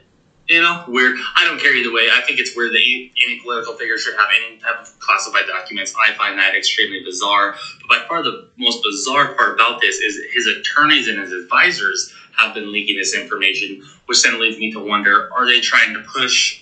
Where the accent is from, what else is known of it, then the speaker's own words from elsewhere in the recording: Montana, United States; moved away; my hometown of Montana. Not my hometown, but my home state of Montana